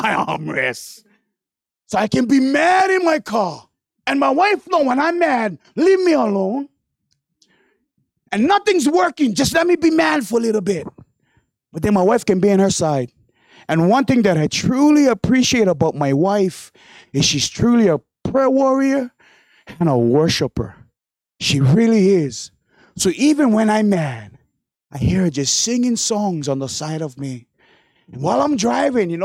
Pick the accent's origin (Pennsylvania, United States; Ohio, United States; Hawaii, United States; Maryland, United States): Hawaii, United States; Hauula; I come from Hawaii, proud of that. I'm proud that I come from a small town called Haula.